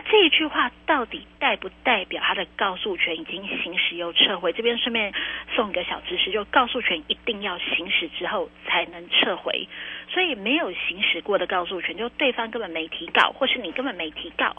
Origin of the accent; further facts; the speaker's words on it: Taiwan; 我们台湾人真的是心地善良